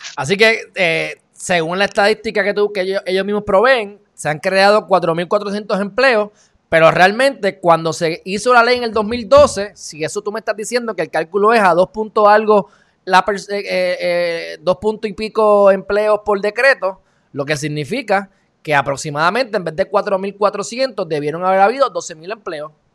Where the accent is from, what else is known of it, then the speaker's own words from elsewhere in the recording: Puerto Rico; uno como puertorriqueño